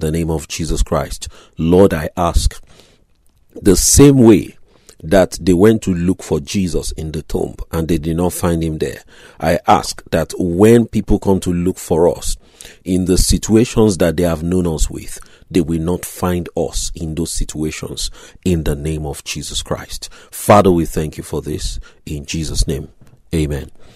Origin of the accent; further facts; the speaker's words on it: Grays, East of England, United Kingdom; my hometown, Grays, Essex